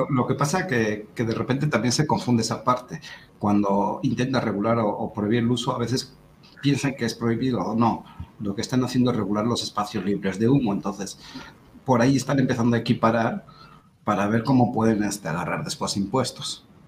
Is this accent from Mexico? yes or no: yes; Mexico; vente a México, tenemos Coahuila